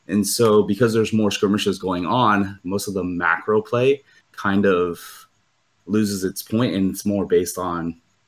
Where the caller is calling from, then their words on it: Cypress, California, United States; Southern. It's like just south of Long Beach.